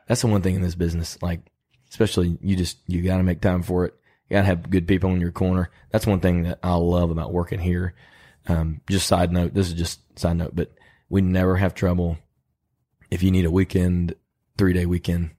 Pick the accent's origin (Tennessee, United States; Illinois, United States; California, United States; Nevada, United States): Illinois, United States; now in Lexington, United States; When I was a kid growing up in Illinois, we went on, uh, car rides and looked for deer